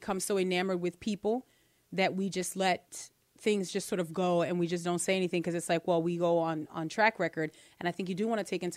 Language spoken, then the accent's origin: English; New Orleans, Louisiana, United States; growing up in New Orleans, where it's pretty decadent in our city